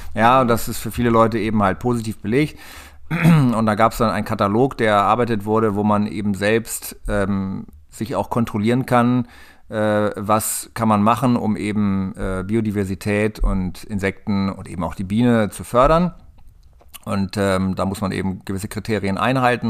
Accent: Lenthe, Lower Saxony, Germany; ich komme hier aus der Gegend aus dem Kahlenberger Land, aus Lente, im kleinen Örtchen am Stadtrand von Hannover

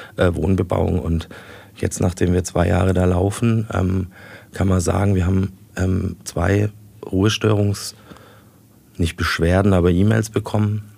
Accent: Heilbronn, Baden-Württemberg, Germany; meine Heimat immer hier gesehen hatte

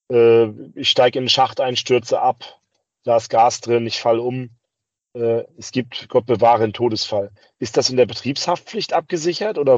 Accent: Rostock, Mecklenburg-Vorpommern, Germany; ich bin, Rostock ist meine Heimatstadt

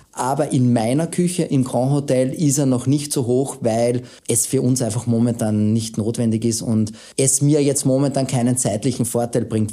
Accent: Austria; wir Österreicher

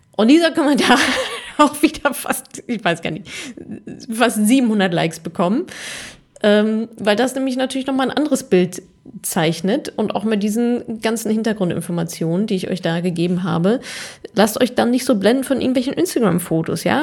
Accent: Ruhr area, North Rhine-Westphalia, Germany; ich bin ja Ruhrpott-Kind und ich bin quasi im Westfalenstadion aufgewachsen

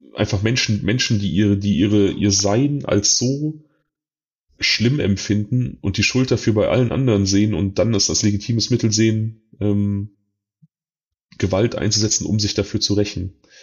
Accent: North Rhine-Westphalia, Germany; hier bei uns in NRW

